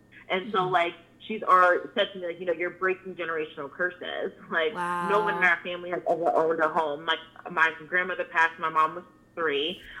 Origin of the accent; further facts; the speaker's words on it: New Jersey, United States; also born or lived in Pennsylvania; like I said, I'm from New Jersey and Pennsylvania, where it's both illegal for you to not rent to people based off their identity.